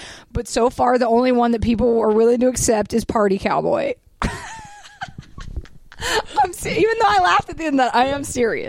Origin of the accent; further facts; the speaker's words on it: the South, United States; We grew up in the South. We know country shit just by virtue of growing up in the South.